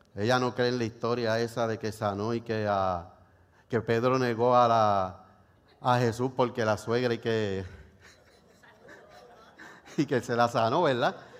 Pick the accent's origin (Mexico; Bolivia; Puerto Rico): Puerto Rico; cómo somos los boricuas